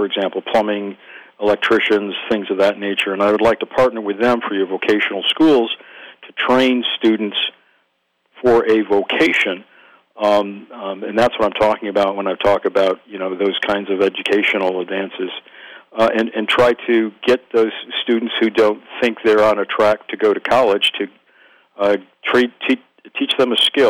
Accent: Jamestown, New York, United States; moved away as an adult; also born or lived in New Orleans, United States / Palm Beach County, Florida, United States; now in Ocean Ridge, United States; I'm from Western New York, a town called Jamestown, which is southwest of Buffalo.

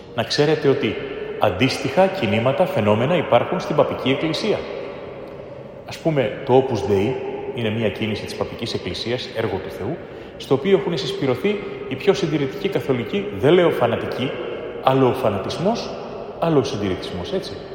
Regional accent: Greece; είμαι Έλληνας

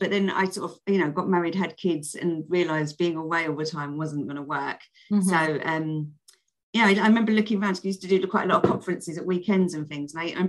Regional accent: London, United Kingdom; accent: South London; I tried to get rid of my South London accent and improve the way I spoke.

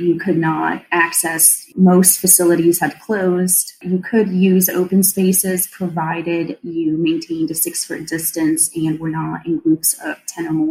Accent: St. Petersburg, Florida, United States; I'm lucky enough to call St. Pete my home, like in my hometown, too. I grew up here

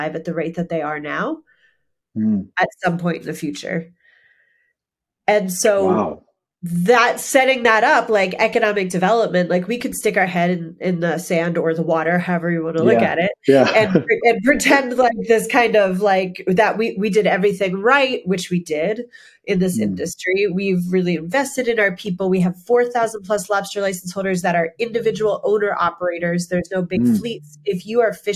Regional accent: Pennsylvania, United States; moved away as an adult; now in Maine, United States; I'm from Pennsylvania. I'm from coal country.

